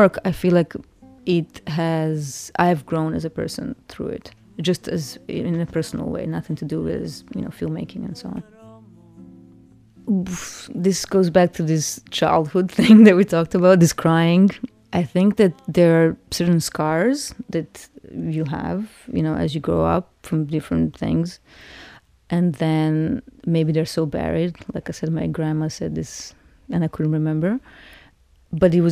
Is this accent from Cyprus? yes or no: yes; Cyprus; moved away; As I was growing up in Cyprus